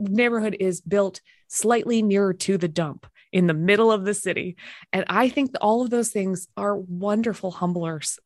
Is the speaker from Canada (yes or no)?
yes; Winnipeg, Manitoba, Canada; moved away; also born or lived in Minnesota; I loved growing up in a place with um, absolutely zero pretension.